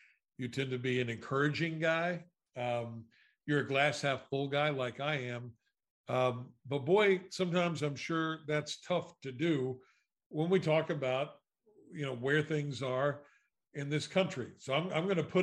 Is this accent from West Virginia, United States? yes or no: yes; West Virginia, United States; my home state of Charleston, West Virginia